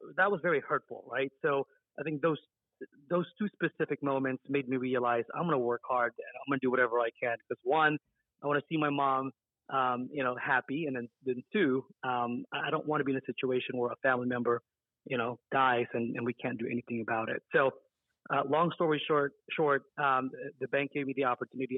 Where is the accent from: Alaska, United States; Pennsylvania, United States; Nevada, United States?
Nevada, United States; Las Vegas; I grew up in Las Vegas, Nevada.